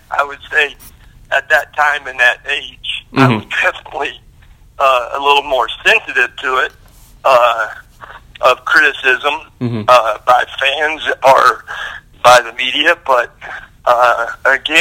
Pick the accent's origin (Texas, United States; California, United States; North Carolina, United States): Texas, United States; Lubbock; I grew up in Lubbock, Texas